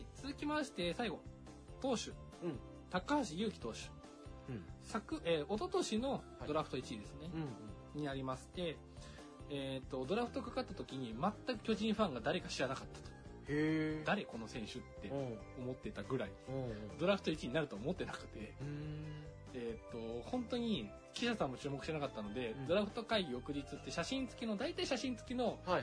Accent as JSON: {"language": "Japanese", "town": "Kofu", "region": "Yamanashi", "country": "Japan", "tie": "born or raised there", "said": "自分の出身が山梨県"}